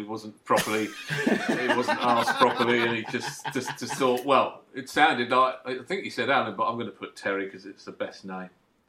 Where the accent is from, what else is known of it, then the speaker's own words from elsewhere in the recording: Loughton, East of England, United Kingdom; When I was a kid, I grew up in Loughton in Essex.